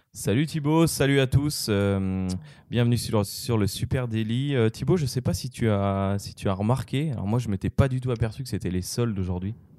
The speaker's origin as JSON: {"language": "French", "country": "France", "said": "en tant que Français"}